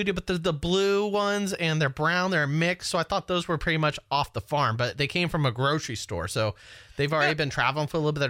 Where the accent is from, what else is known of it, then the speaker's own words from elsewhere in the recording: Citrus Heights, California, United States; also born or lived in Carmichael, California; I was born in Carmichael. I grew up in Citrus Heights.